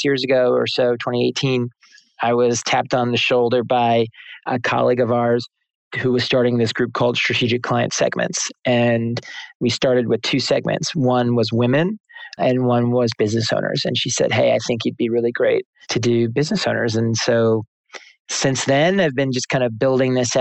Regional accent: New Jersey, United States; moved away as an adult; now in New York City, United States; I'm from New Jersey. I live in New York City, though. I've lived in New York City for, it would be 20 years in September. So I've actually lived there longer than where I grew up

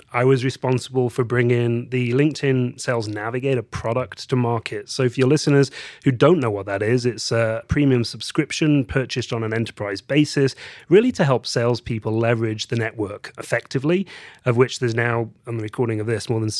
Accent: England, United Kingdom; So, let's start with the fact that I am English. I was born in the uh, beautiful countryside in the north of England.

